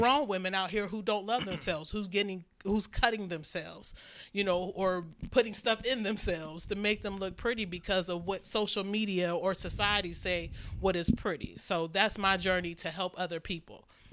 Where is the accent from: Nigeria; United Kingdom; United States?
United States; Maple Heights, Ohio; born or raised there; also born or lived in Youngstown, Ohio